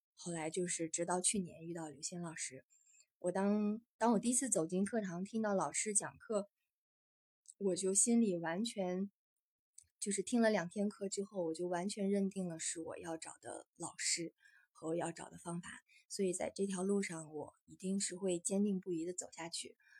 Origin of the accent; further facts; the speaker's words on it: northern China, China; 因为我也算是土生土长的北方人 从小是在北方长大